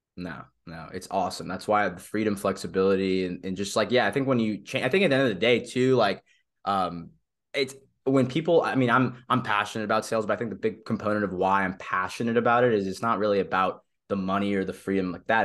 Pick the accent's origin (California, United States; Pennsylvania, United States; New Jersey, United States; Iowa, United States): California, United States; Southern; moved away as an adult; also born or lived in Manhattan, New York; I'm originally from Southern California, born and raised there